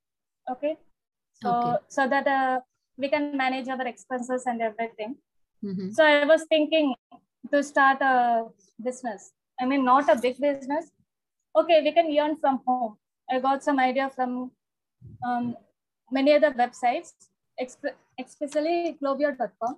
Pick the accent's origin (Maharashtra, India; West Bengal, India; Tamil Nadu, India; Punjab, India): Tamil Nadu, India; Salem; My native is Salem. Born and brought up in Salem, only